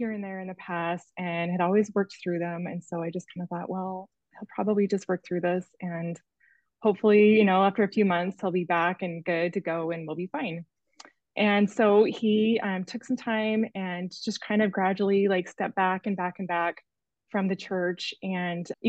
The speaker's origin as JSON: {"language": "English", "region": "Arizona", "country": "United States", "said": "I'm from Arizona originally and just moved back to Annie's neighborhood"}